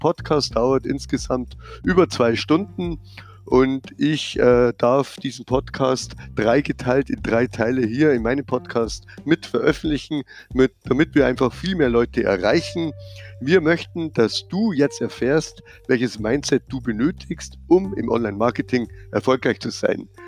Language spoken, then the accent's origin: German; Bavaria, Germany; wie man hört. Ich bin aus der Nähe von München